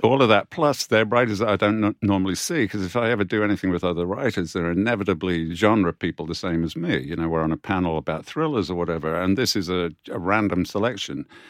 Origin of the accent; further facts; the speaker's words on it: United Kingdom; we as British authors